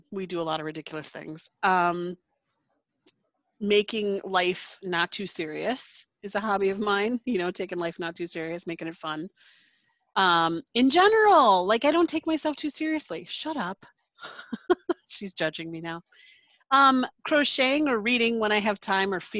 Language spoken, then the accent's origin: English; Wisconsin, United States; also born or lived in Waukesha, Wisconsin; I live in Waukesha, Wisconsin